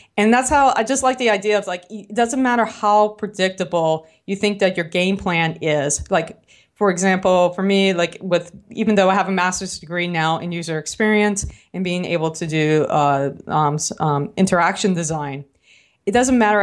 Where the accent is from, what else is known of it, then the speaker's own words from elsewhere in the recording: New Orleans, Louisiana, United States; accent: New Orleans; my New Orleans accent